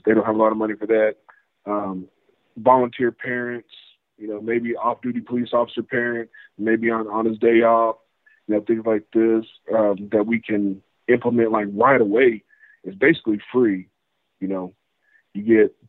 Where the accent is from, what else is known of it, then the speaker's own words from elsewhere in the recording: West Texas, United States; I'm from West Texas. I'm a few hours away from Uvalde